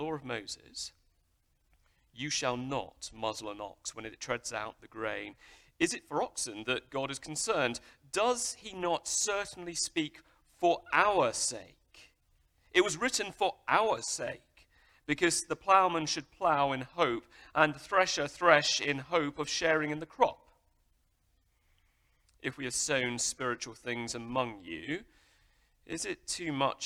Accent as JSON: {"language": "English", "country": "United Kingdom", "said": "I'm British"}